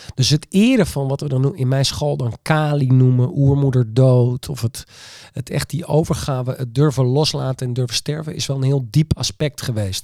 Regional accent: Friesland, Netherlands; ik ben echt Fries en eigenwijs

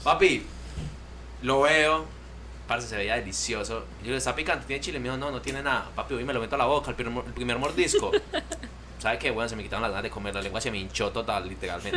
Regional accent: Colombia; moved away as an adult; now in United States; venimos con la costumbre de Colombia

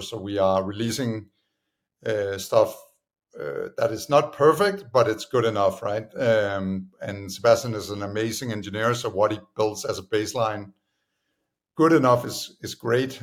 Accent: Copenhagen, Capital Region of Denmark, Denmark; moved away as an adult; also born or lived in United States; I'm originally from Denmark, uh, Copenhagen

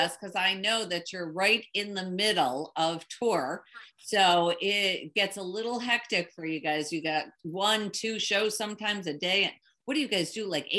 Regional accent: Chicago, Illinois, United States; I'm from Chicago

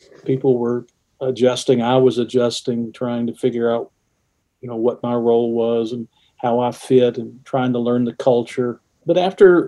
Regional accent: just outside of Atlanta, Georgia, United States; born or raised there; moved away as an adult; also born or lived in West Virginia; now in Huntington, United States

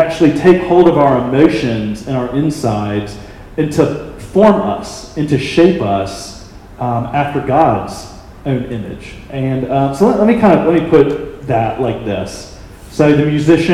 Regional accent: Birmingham, Alabama, United States; my hometown of Birmingham, Alabama

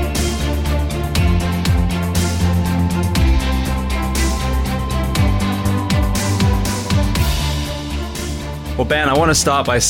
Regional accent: Bath, South West England, United Kingdom; moved away; I'm from Bath originally, which is southwest too

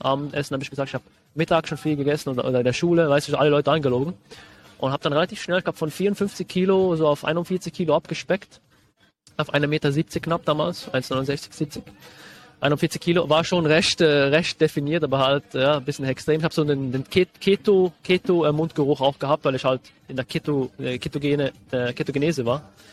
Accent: Switzerland; Ich bin äh, Schweizer. Vielleicht hört man das ein bisschen raus dann später

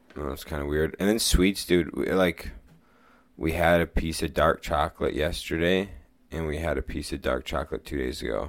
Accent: United States; we grew up near Lake Superior.

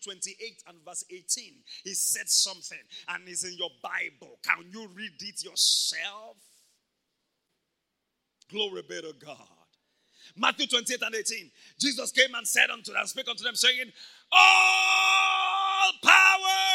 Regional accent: Ibadan, Oyo, Nigeria; I grew up in Mokola

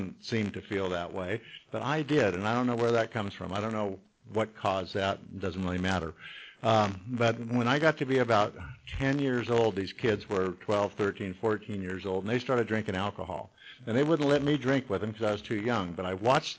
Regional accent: Long Beach, California, United States; I was born and raised in Long Beach

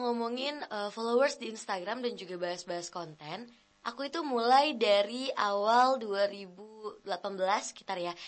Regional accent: Medan, North Sumatra, Indonesia; now in Bogor, Indonesia; aku bukan asal dari Bogor ya, aku dari Medan. Jadi waktu dari Medan mau move ke Bogor

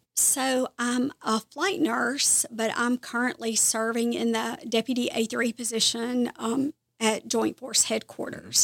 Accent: Kosciusko, Mississippi, United States; moved away as an adult; also born or lived in South Carolina; now in Clemson, United States; I am from Kosciuszko

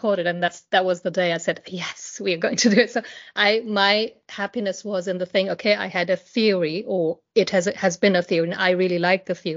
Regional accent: India; moved away; I grew up in India, and poverty is something that I saw every day

